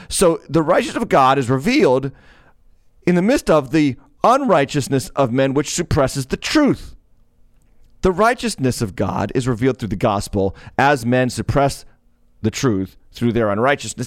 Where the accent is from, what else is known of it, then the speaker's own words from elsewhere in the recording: Massachusetts, United States; Massachusetts, my home state